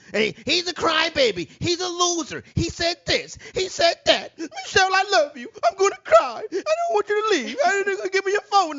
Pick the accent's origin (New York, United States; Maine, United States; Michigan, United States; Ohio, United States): New York, United States; New York City; I'm from Harlem